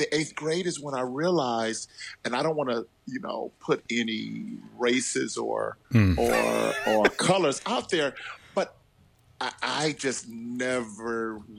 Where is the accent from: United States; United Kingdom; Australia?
United States; Cleveland Heights, Ohio; moved away as an adult; now in Italy; I grew up in Cleveland Heights, University Heights, you know, which is a predominantly Jewish community.